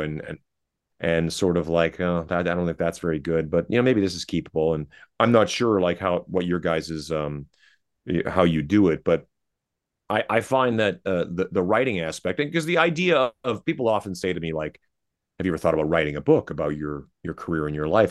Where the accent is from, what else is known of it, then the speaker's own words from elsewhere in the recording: Canada; I'm Canadian